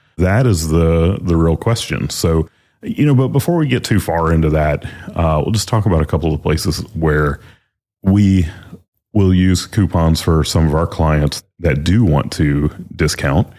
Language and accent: English; the South, United States; We're from the South